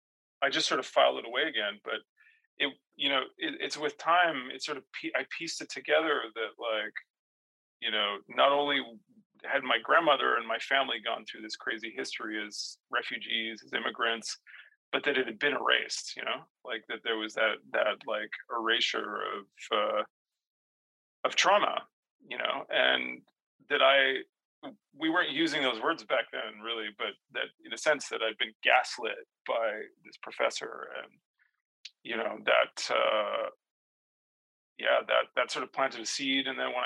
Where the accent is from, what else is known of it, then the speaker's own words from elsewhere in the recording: Ottawa, Ontario, Canada; I grew up in Ottawa. … I'm like a white Catholic kid from the suburbs. You know, it's easy to be French and English because of my family name